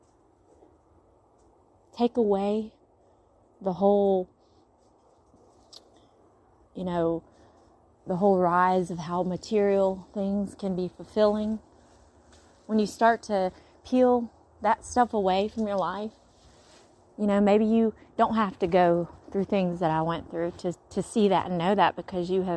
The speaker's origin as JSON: {"language": "English", "region": "Mississippi", "country": "United States", "accent": "Mississippi gal accent", "said": "My Mississippi gal accent's coming out"}